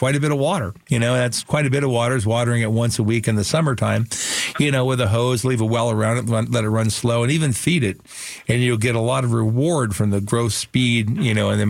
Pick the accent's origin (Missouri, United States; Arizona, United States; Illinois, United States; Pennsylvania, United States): Arizona, United States; Phoenix; I grew up in Sunny Slope.